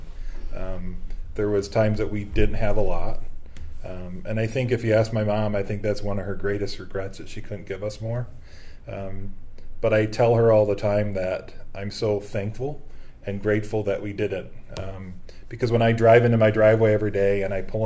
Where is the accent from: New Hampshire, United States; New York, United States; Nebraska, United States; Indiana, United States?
New York, United States; outside of Buffalo; moved away as an adult; now in Rochester, United States; I grew up outside of Buffalo area and spent 20 years of my career actually in Buffalo